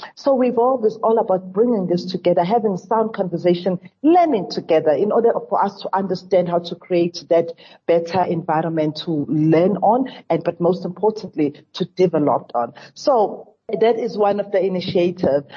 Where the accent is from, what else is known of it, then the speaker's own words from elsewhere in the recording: South Africa; as a South African